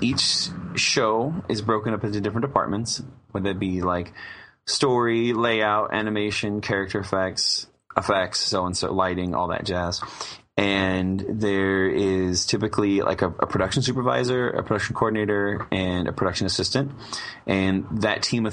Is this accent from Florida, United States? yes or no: no; Southern California, United States; I'm born and raised in Southern California